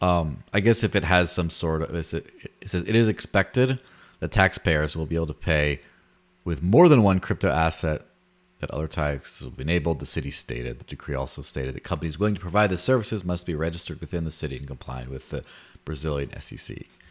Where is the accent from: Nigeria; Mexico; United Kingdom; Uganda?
Mexico; moved away; I grew up in Mexico